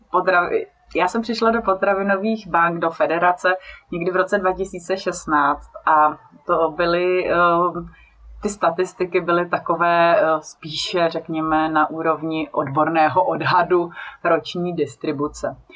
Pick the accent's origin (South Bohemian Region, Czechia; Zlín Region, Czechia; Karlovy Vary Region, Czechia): South Bohemian Region, Czechia; já pocházím z Jižních Čech, tam i žiju